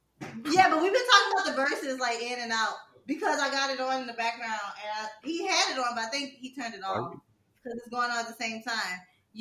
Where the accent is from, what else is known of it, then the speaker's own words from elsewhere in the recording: Louisiana, United States; And I'm from Louisiana, but I live in Georgia. And I honestly, whoever I hang with the most, I started talking like them, like without even realizing it.